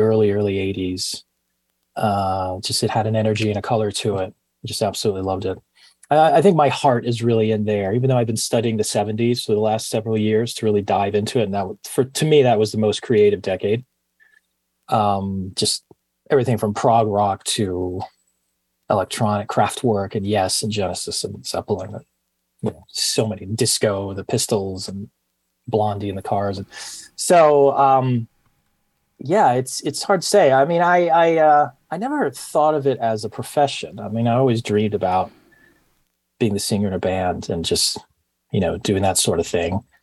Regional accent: Miami, Florida, United States; moved away; also born or lived in Coral Gables, Florida / Greece / Princeton, New Jersey / London; I was born in Coral Gables, Florida. It's a suburb in Miami, and grew up mostly in Miami, uh, but also lived in Greece and uh, Princeton, New Jersey, and studied a little bit in London.

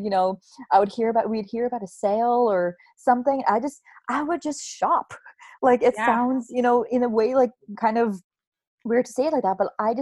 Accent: the Bay Area, California, United States; I'm in California, I'm from the Bay Area

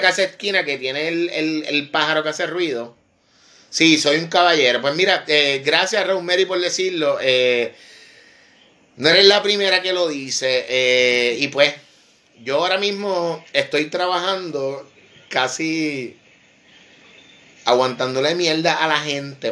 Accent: Vega Baja, Puerto Rico; Yo soy de Vega Baja, de la costa norte

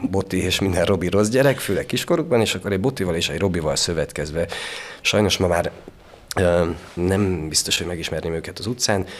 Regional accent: Sfântu Gheorghe, Covasna County, Romania; born or raised there; accent: Székely

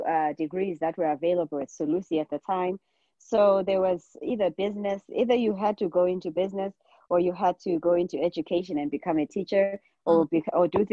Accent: Bulawayo, Zimbabwe; moved away as an adult; also born or lived in Matabeleland South, Zimbabwe; now in United States; I basically grew up in Zimbabwe. In Bulawayo, which is one of the big cities in Zimbabwe.

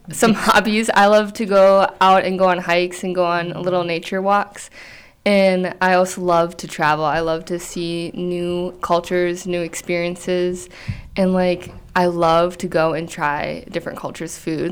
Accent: Red Wing, Minnesota, United States; I grew up in Red Wing, Minnesota, and I've really enjoyed the community here.

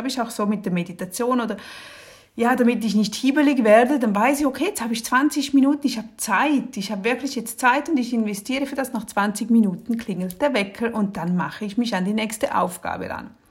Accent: Switzerland; Und ich als Schweizerin, ja, was habe ich auch noch das gesamte Regal voll mit Betty Bossi Kochbüchern.

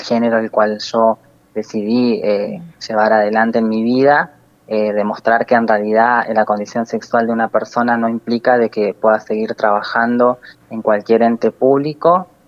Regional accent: Río Gallegos, Santa Cruz, Argentina; al ser nacida y criada acá en Río Gallegos

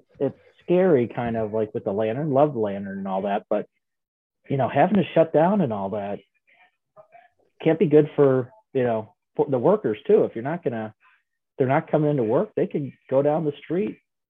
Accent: Lake Forest, United States; born or raised there

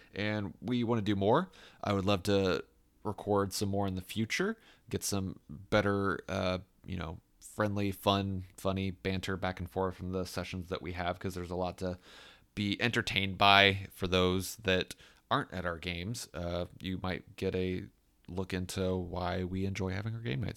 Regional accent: Fishers, Indiana, United States; in my hometown. I love Fisher's Fest.

